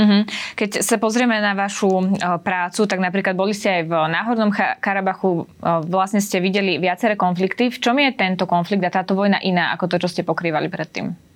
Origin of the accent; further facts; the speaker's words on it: Slovakia; Ukrajina je kúsok od našich hraníc a sme si vlastne veľmi blízky